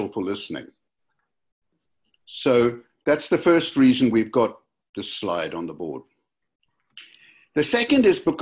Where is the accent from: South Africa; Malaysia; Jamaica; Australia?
South Africa; Cape Town, Western Cape; now in Cardiff, United Kingdom; I grew up in Cape Town, South Africa, which I return to regularly